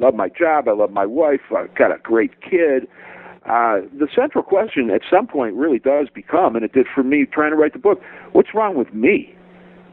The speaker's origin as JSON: {"language": "English", "town": "Cleveland", "region": "Ohio", "country": "United States", "tie": "born or raised there", "said": "that's my hometown. That's a sacred place"}